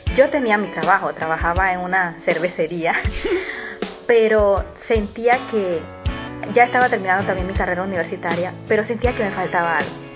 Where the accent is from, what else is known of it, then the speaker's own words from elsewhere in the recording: Panama; soy de Panamá